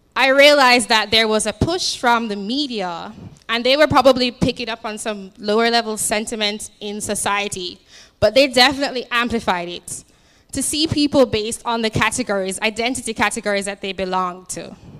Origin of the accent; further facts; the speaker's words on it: Jamaica; now in United States; I'm from Jamaica, although I've been here for like nine years now